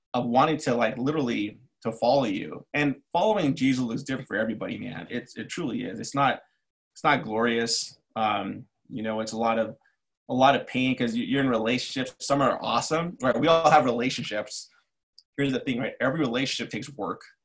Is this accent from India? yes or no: no; Los Angeles, California, United States; moved away as an adult; also born or lived in New York City / Chicago; now in Cleveland, United States; I grew up in East